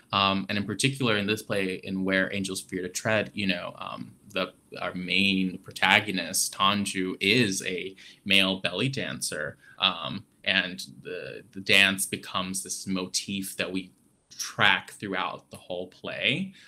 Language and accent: English; Adana, Turkey; moved away; I grew up in Adana, which is on the southern end of Turkey, right on the Mediterranean Sea, very close to Cyprus.